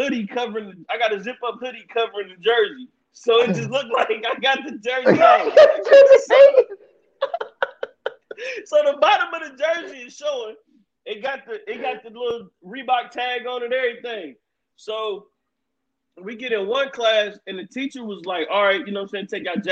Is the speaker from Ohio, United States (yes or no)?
yes; Ohio, United States; growing up in Ohio, where I'm at, it's all Cincinnati stuff